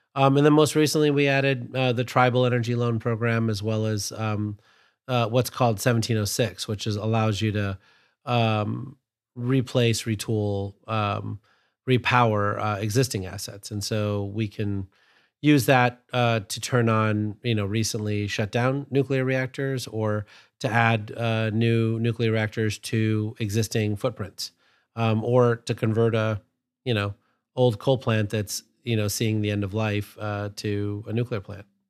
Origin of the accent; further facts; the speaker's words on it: Sterling, Illinois, United States; I grew up in Sterling, Illinois, which is about, I think, forty miles or fifty miles from Byron